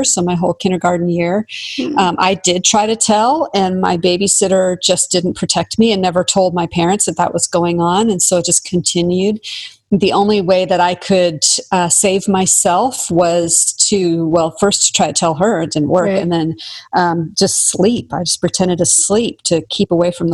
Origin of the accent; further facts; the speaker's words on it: the Northwest, Pacific Northwest, United States; I'm from the Northwest